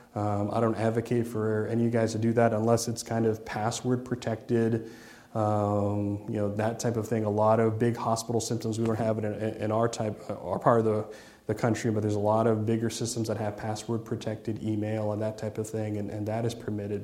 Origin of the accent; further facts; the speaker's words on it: Ohio, United States; I'm from Ohio